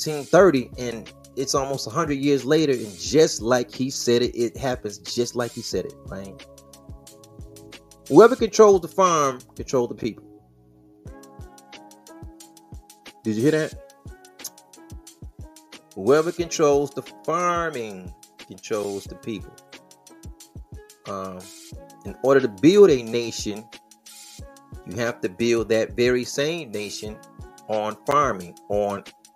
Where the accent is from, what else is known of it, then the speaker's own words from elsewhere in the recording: Midwest, United States; I'm from the Midwest